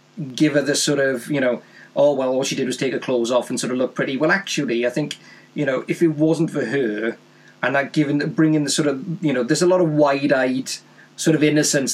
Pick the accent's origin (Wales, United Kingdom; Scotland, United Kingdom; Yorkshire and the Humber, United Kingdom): Wales, United Kingdom; there's a link of, to my home country.